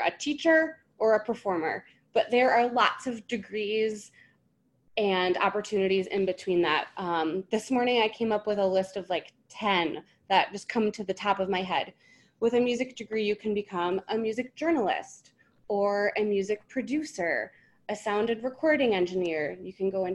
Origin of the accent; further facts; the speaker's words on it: Michigan, United States; I'm a Michigan native, Mitten State.